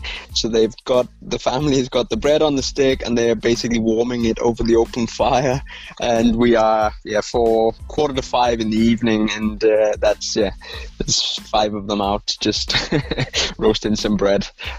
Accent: Rhondda, Wales, United Kingdom; I'm from Wales, 100% Welsh through and through, from the valleys just north of the capital of Wales, which is Cardiff, so into the Rhondda valleys. And that's where my family are still

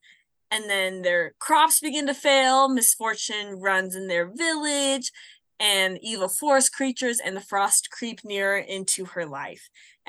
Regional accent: Phoenix, Arizona, United States; moved away; also born or lived in Idaho; And I was living in Idaho, and it was cold and snowy, and I'm from Phoenix, Arizona.

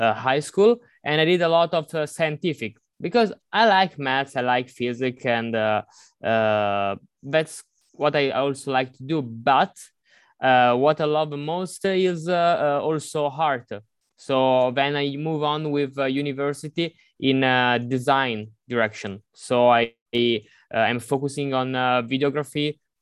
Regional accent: Monza, Lombardy, Italy; I'm not exactly from Milan, but in a near city, which is Monza

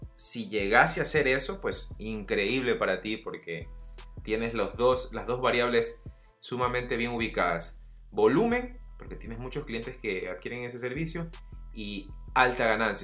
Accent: Guayaquil, Guayas, Ecuador; yo soy de Ecuador, ciudad de Guayaquil

